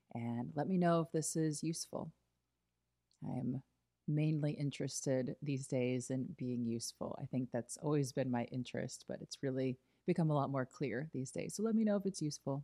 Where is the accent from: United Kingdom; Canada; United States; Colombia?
United States; Illinois; moved away as an adult; also born or lived in New York; growing up in Illinois